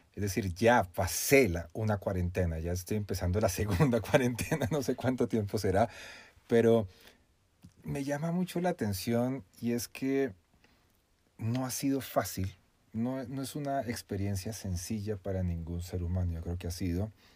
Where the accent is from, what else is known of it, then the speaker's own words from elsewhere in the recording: Colombia; soy colombiano